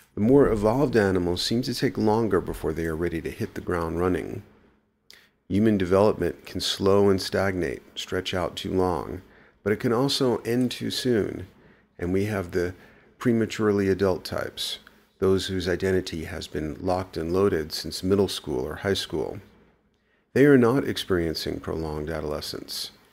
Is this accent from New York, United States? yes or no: yes; New York City, New York, United States; moved away; I grew up in the Bronx